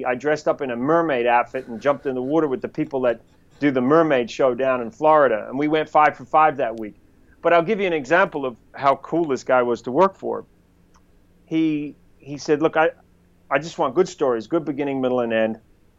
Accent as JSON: {"language": "English", "country": "New Zealand", "accent": "New Zealand", "lives_now": "United States", "said": "would we want to have a Kiwi guy on a show? So that was challenging because I had to kind of change my accent to get jobs."}